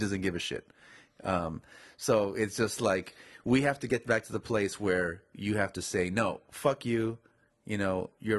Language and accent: English; United States; And to say that in this country I can't go places, even though I'm an American